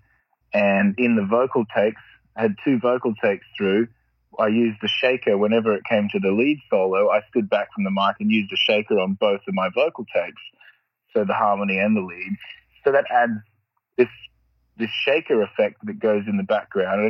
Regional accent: Australia; where I grew up in Australia is very, the roads aren't very good.

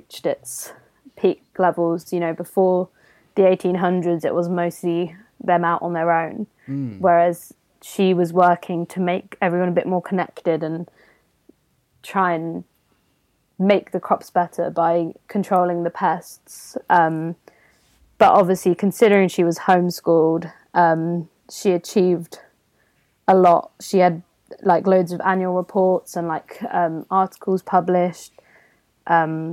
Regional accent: Gloucestershire, South West England, United Kingdom; where I grew up in Gloucestershire

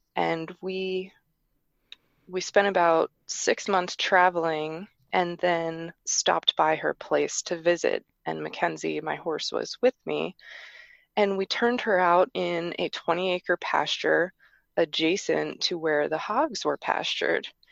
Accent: New York metropolitan area, United States; I grew up in the New York metropolitan area

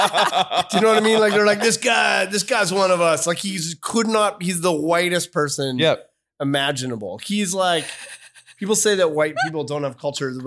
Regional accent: Victoria, British Columbia, Canada; but we're both from Victoria.

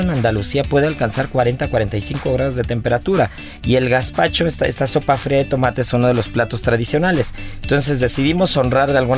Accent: Cholula, Puebla, Mexico; soy de Cholula.

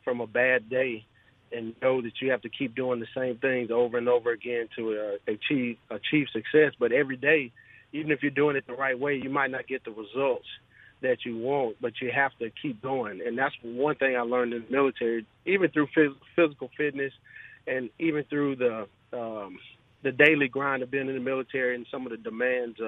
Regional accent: Hattiesburg, Mississippi, United States; also born or lived in Gulfport, Mississippi; I'm originally from Gulfport, but I grew up in Hattiesburg. My dad, my family, we moved to Hattiesburg when I was in the third grade.

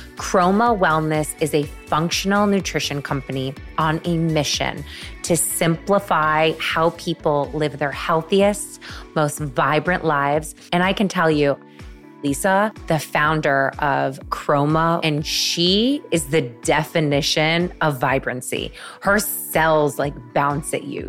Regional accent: Syracuse, New York, United States; moved away; my hometown in Syracuse, New York

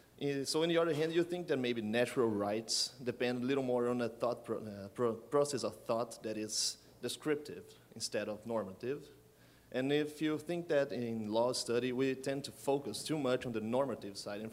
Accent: Brazil; I'm from Brazil.

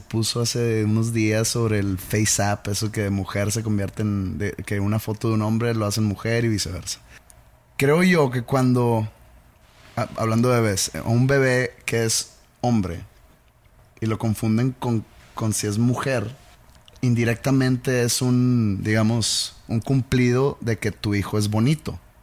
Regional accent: Mexico; yo como mexicano

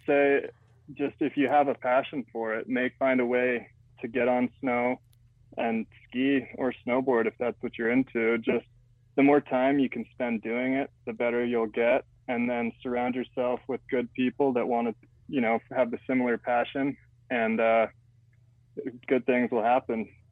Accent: Utah, United States; Growing up in Utah is pretty wild

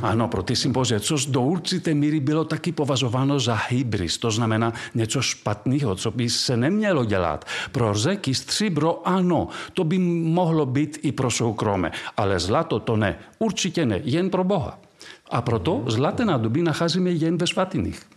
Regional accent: Delphi, Central Greece, Greece; Czech is a second language; moved away as an adult; also born or lived in Prague / Paris; pocházím z Delf eh, v Řecku, z toho antického města s Věštírnou. A, ale to je malá vesnice dnes. Takže z té vesnice najednou já jsem byl v Praze

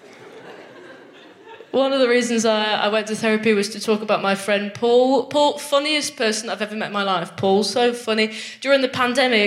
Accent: Nottingham, East Midlands, United Kingdom; I'm from Nottingham

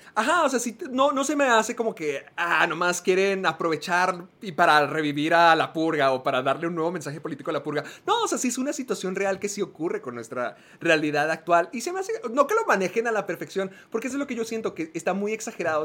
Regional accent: El Paso, Texas, United States; en El Paso, Texas, el lugar donde Sergio vive y donde yo nací

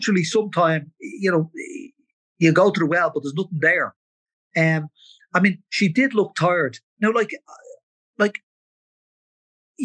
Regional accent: Ireland; we're Irish

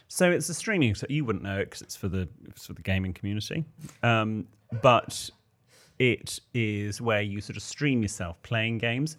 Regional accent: the Southwest, South West England, United Kingdom; moved away; I grew up in the Southwest

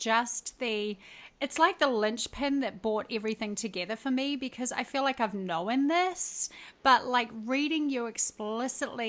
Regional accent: New Zealand; I was born in New Zealand

